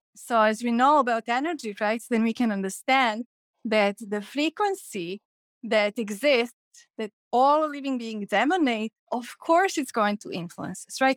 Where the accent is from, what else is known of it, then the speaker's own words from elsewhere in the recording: Belgrade, Serbia; moved away; when I was growing up in Belgrade